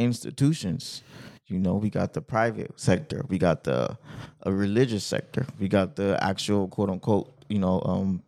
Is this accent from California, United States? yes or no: yes; Compton, California, United States; I'm from Westside Compton.